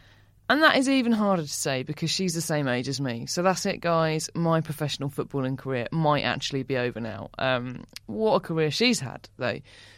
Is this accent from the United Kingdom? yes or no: yes; Essex, East of England, United Kingdom; Apologies, I'm from Essex, aren't I?